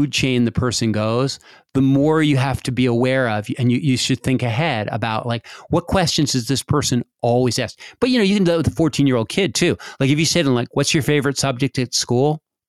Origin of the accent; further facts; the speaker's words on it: Montana, United States; I was raised in Montana where not many people that from this area were raised.